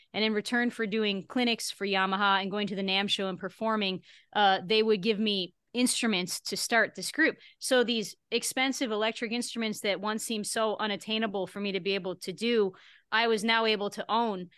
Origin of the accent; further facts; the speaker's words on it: Buffalo, New York, United States; now in Las Vegas, United States; my hometown, uh, Buffalo, New York area.